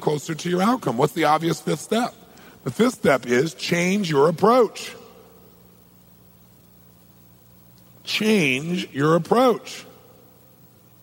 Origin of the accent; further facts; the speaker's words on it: Southern California, United States; I'm from Southern California